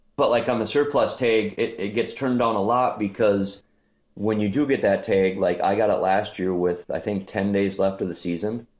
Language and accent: English; Minnesota, United States; I'm from Minnesota